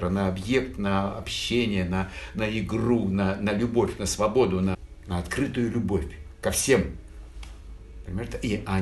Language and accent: Russian; Naples, Campania, Italy; Эдуардо де Филиппо неаполитанец, а, э, как и я. Я родился в Неаполе, и в целом культура Неаполя, э, культура э, эм, неаполитанцев — это моя плоть и кровь.